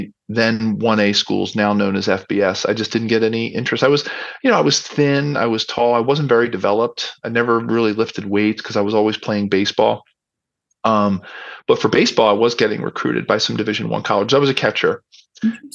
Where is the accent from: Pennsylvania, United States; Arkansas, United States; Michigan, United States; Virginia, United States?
Pennsylvania, United States; Philadelphia; I grew up in Philadelphia. I was born in city in South Philadelphia